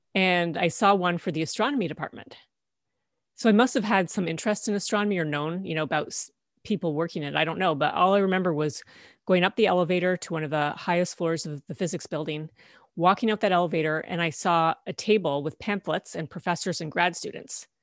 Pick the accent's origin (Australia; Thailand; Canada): Canada; I grew up in Canada, and this was in Ontario.